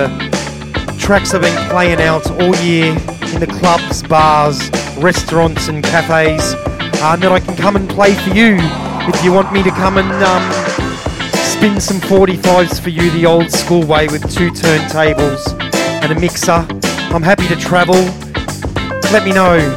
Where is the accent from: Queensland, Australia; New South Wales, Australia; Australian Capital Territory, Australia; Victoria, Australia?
Victoria, Australia; Melbourne; my hometown of Melbourne.